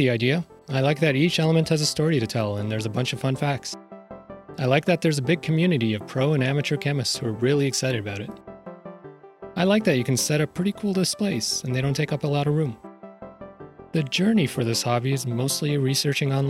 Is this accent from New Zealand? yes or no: no; Canada; As a Canadian